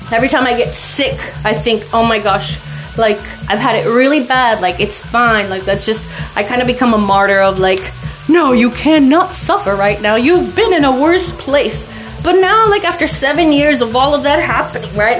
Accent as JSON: {"language": "English", "town": "El Paso", "region": "Texas", "country": "United States", "moved": "yes", "lives_now": "Glendale, United States", "said": "I come from El Paso, Texas, and everybody just like bumps into each other"}